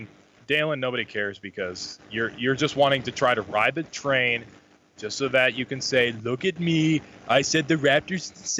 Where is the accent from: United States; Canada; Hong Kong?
United States; North Dakota; I'm from North Dakota